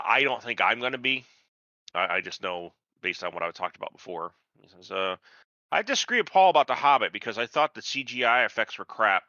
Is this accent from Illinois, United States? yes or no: no; Elmira, New York, United States; moved away as an adult; also born or lived in Buffalo, New York; now in Atlanta, United States; I grew up in Elmira, New York, and then I was there, and then I went to school in Buffalo